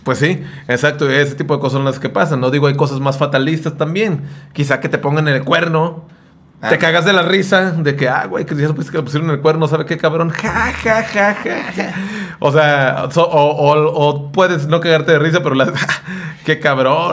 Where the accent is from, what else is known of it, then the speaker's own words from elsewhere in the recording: Sayula, Jalisco, Mexico; also born or lived in Ciudad Guzmán; yo viví todo, toda mi vida en Sayula, pero nací en Ciudad Guzmán